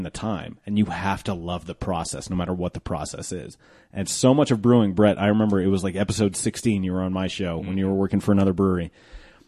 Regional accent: 16th and Youngfield, Colorado, United States; I grew up 16th in Youngfield.

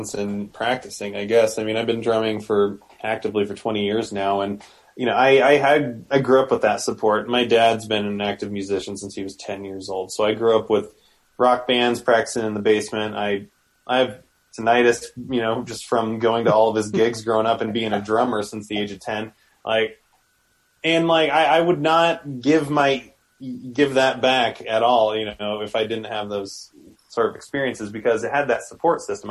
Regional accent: Omaha, Nebraska, United States; now in Denver, United States; I grew up in Omaha

